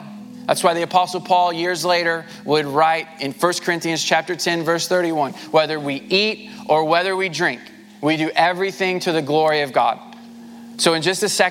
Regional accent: United States; those of us who have been born and raised in America

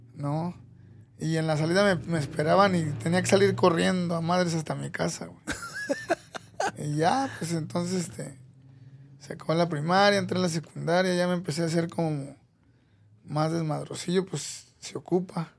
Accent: Mexico City, Mexico; moved away as an adult; also born or lived in Clovis, New Mexico; now in United States; yo soy de la Ciudad de México, nací ahí, del, de Iztapalapa, este, ahí me, me crié hasta los 24 años por ahí.

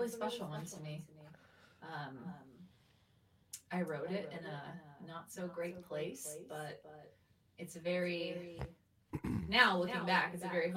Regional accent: Mississippi, United States; also born or lived in Arizona; now in Denver, United States; Originally, I'm from Mississippi

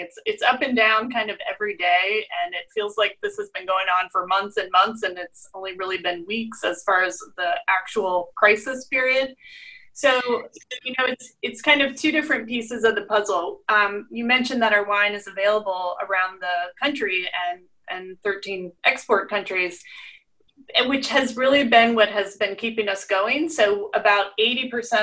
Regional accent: Ohio, United States; accent: Midwest; moved away; I grew up in Ohio and went to college there at Ohio Wesleyan

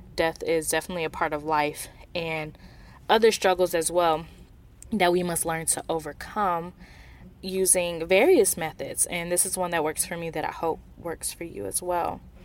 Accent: Milwaukee, Wisconsin, United States; being someone who is from Wisconsin. I'm from Milwaukee, which is just forty minutes north of Kenosha.

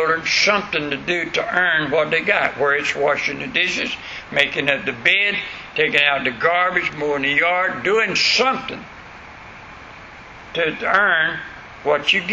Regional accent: West Florida, United States; accent: country; I was from West Florida up in way back in the woods

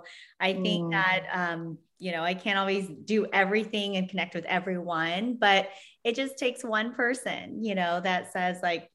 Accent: Vietnam; now in San Diego, United States; I'm an immigrant from Vietnam. I had a difficult childhood

